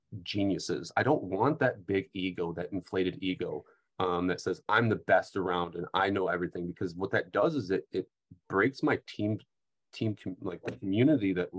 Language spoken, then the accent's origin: English; Midwest, United States; I'm a Midwesterner